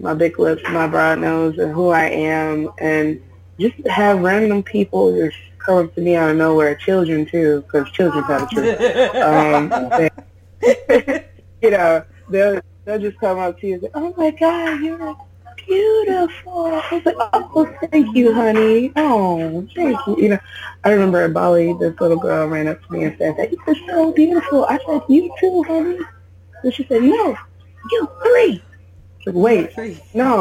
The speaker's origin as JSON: {"language": "English", "country": "United States", "moved": "as an adult", "lives_now": "South Korea", "said": "I'm an American"}